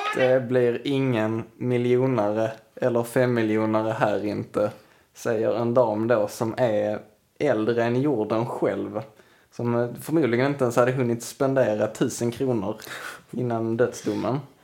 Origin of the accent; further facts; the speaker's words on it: Sweden; vi svenskar